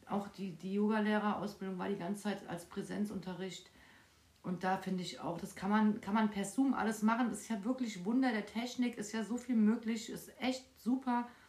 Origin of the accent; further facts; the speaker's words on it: Frankfurt, Hesse, Germany; Ich bin mitten in Frankfurt aufgewachsen